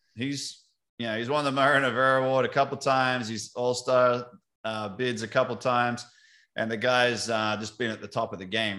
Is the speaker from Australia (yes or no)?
yes; Australia; now in United States; as an Aussie over in America